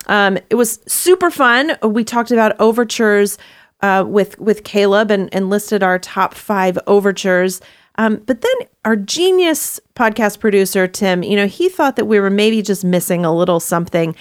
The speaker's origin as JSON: {"language": "English", "region": "Texas", "country": "United States", "tie": "born or raised there", "also_born_or_lived": "Hawaii", "moved": "yes", "said": "I grew up in Texas"}